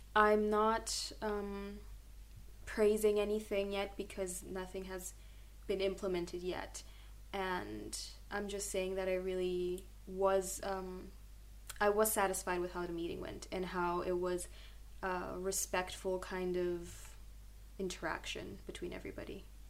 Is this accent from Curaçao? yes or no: yes; Curaçao; moved away as an adult; now in Groningen, Netherlands; I grew up in Curacao